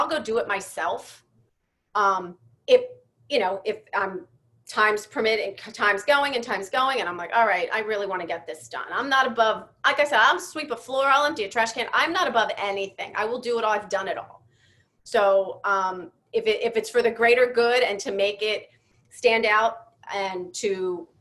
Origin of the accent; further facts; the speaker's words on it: Philadelphia, Pennsylvania, United States; moved away; I'm from Philly originally